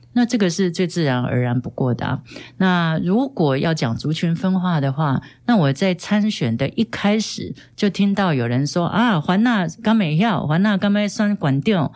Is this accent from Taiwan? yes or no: yes; Hualien County, Taiwan; 我是花莲人